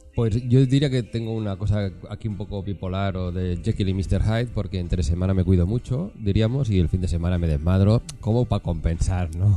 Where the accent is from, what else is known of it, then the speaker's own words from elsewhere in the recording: Catalonia, Spain; now in Madrid, Spain; Allí, allí en mi tierra, yo soy catalán